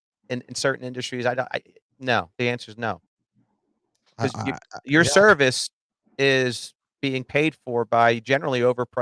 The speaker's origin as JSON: {"language": "English", "region": "New Jersey", "country": "United States", "tie": "born or raised there", "moved": "as an adult", "lives_now": "Philadelphia, United States", "said": "I grew up in Jersey. I moved here when I got married."}